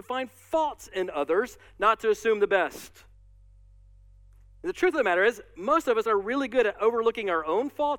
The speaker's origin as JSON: {"language": "English", "country": "United States", "said": "as American Christians"}